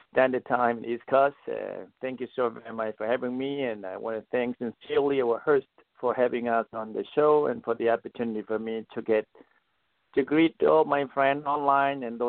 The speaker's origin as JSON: {"language": "English", "country": "South Sudan", "tie": "born or raised there", "also_born_or_lived": "Kirio, Sudan", "moved": "as an adult", "lives_now": "United States", "said": "I was born in South Sudan in a village called Gorian, in southern Sudan."}